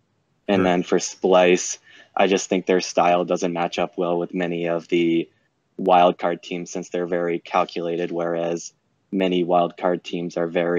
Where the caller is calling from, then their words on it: Canton, New York, United States; Upstate New York, St. Lawrence University in Canton.